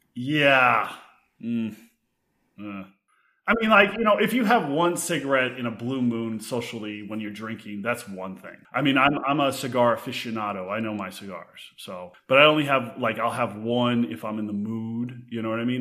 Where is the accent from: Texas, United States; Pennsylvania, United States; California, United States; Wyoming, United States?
Texas, United States; now in West Hollywood, United States; I grew up in Texas, but home for me is West Hollywood.